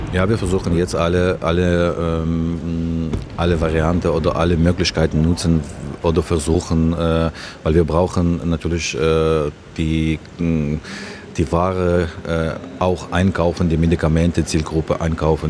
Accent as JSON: {"language": "German", "country": "Ukraine", "moved": "yes", "said": "meine Heimat"}